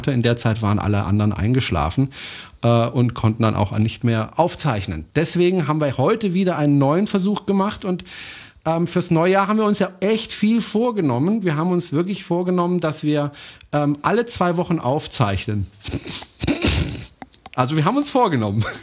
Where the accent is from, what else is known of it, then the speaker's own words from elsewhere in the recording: France; German is a second language; Das ist ein deutscher Satz. Ich bin Franzose, ich darf das.